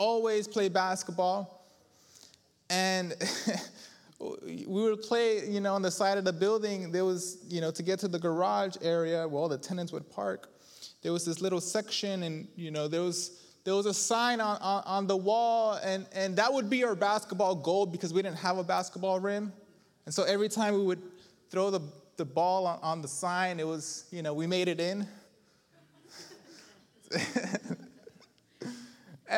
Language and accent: English; New York, United States; all tough from New York